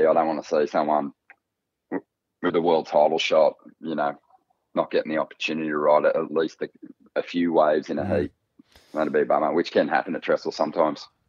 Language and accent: English; North Coast, New South Wales, Australia; we grew up on the North Coast